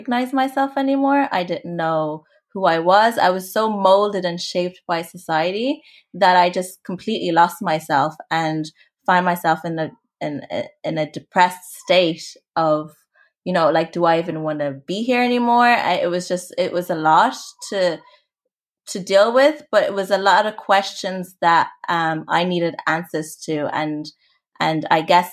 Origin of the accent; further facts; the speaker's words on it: Limerick, Munster, Ireland; also born or lived in Rwanda; I'm originally from Rwanda. So my family are from there and we migrated. So I migrated to Ireland, and I grew up in a really small town called Limerick